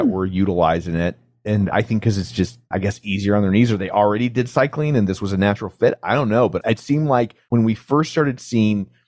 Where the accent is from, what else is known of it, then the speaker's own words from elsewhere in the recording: Midwest, United States; We're from the Midwest